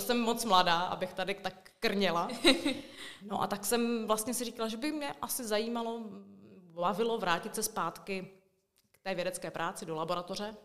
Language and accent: Czech; Brno, South Moravian Region, Czechia; moved away as an adult; also born or lived in Suché Vrbné, České Budějovice; now in České Budějovice, Czechia; já původně pocházím teda z Brna